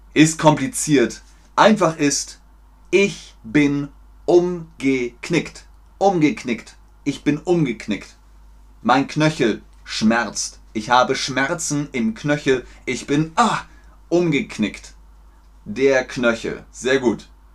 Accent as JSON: {"language": "German", "town": "Munich", "region": "Bavaria", "country": "Germany", "tie": "born or raised there", "also_born_or_lived": "Cologne, Germany", "first_language": "German", "moved": "yes", "lives_now": "Hamburg, Germany", "said": "Ich bin in Köln geboren, das ist im Westen von Deutschland, und in Bayern aufgewachsen, das ist im Süden von Deutschland"}